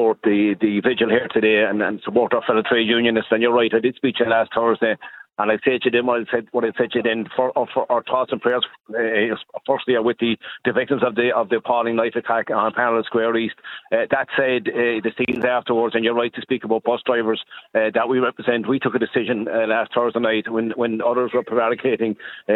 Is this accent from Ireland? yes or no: yes; Cork, Munster, Ireland; now in Dublin, Ireland; I am from Cork and living in Dublin